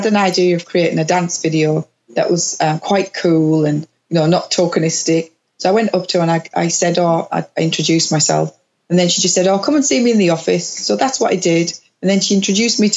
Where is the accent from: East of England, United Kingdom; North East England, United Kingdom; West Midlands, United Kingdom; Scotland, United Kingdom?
North East England, United Kingdom; Middlesbrough; moved away; my hometown in Middlesbrough